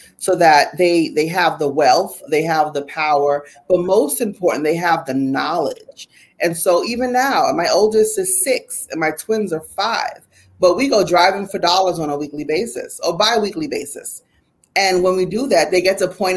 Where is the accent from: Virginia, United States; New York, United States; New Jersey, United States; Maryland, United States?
New Jersey, United States; Jersey City; when I was a little girl, growing up in Jersey City, New Jersey